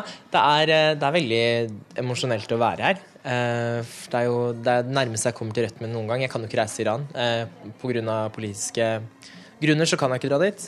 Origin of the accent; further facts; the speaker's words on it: Norway; Norge er jo hjemlandet mitt